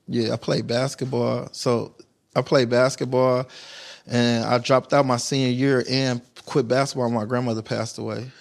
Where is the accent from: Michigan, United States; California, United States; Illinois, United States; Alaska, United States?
Michigan, United States; Detroit; growing up in Detroit